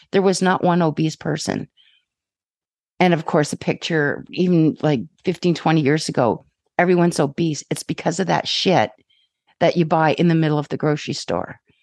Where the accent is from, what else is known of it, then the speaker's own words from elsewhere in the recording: Ontario, Canada; now in British Columbia, Canada; I'm from Ontario